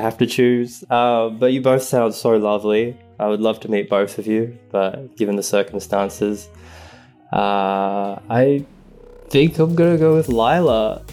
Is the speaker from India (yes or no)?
no; Sydney, New South Wales, Australia; moved away as an adult; now in Los Angeles, United States; I am from Sydney, Australia. I am 33 years old and now I live